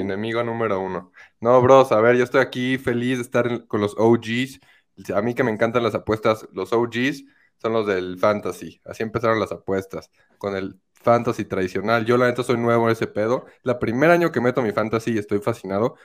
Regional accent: Querétaro, Mexico; moved away as an adult; now in Mexico City, Mexico; yo soy de Querétaro. Yo soy de Querétaro

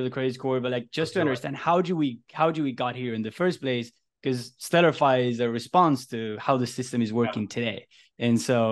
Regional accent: Argentina; moved away as an adult; now in United States; I'm from Argentina

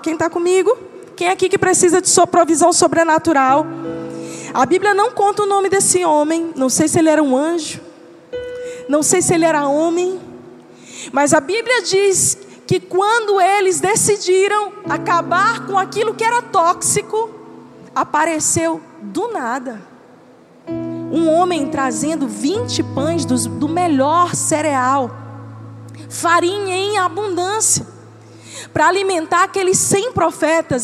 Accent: Northeast Region, Brazil; A gente é nordestino, vamos lá, a gente gosta de farinha

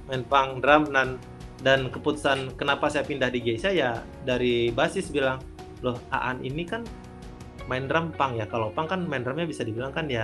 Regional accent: Sumatra, Indonesia; Nah, ya zamannya kita anak Sumatera, pencapaiannya kan dulu festival itu setiap minggu tuh pasti ada pensi

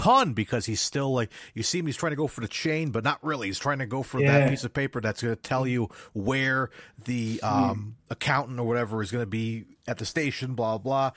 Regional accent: Bristol, Rhode Island, United States; my hometown of Bristol, Rhode Island.

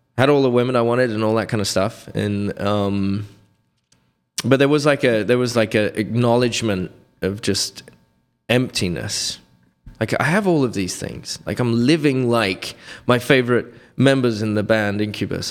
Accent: Reading, South East England, United Kingdom; moved away; I grew up in near London in a little quaint village

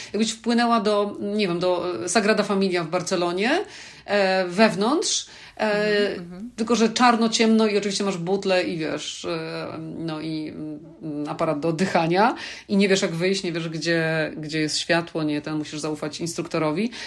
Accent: Poland; moved away; pochodzę z Polski

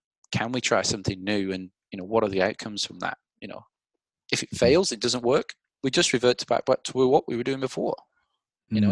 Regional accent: England, United Kingdom; now in Australia; I'm English

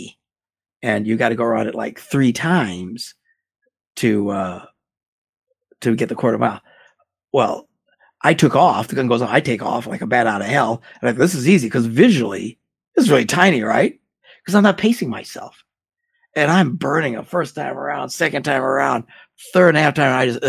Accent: Green Bay, Wisconsin, United States; I'm from Green Bay, Wisconsin, and football's a big deal here

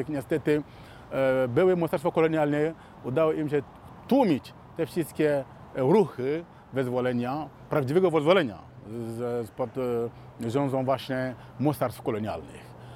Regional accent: Mali; moved away; also born or lived in Warsaw, Poland; pochodzę z Mali

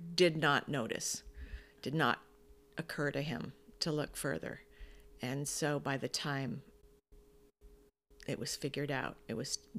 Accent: Toronto, Ontario, Canada; born there; And then I was born in Toronto.

